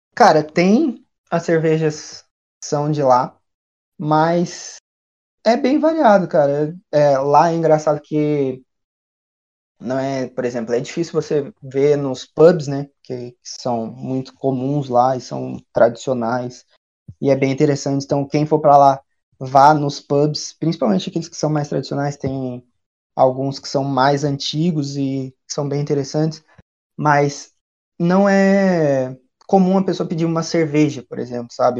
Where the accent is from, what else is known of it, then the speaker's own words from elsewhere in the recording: Brazil; also born or lived in Dublin, Ireland; Nós somos brasileiros